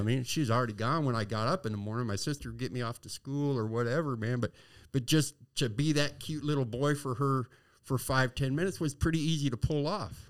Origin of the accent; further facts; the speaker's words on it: San Diego, California, United States; I was born and raised in San Diego